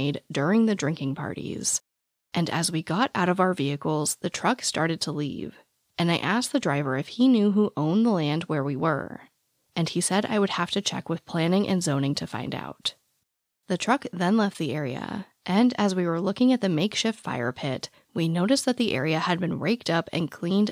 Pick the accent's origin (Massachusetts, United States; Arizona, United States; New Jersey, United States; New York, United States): Arizona, United States; growing up in the Arizona desert